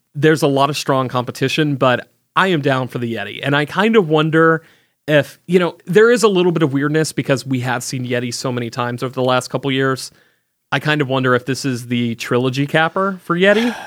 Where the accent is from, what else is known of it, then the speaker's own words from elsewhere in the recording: the South, United States; I grew up in the South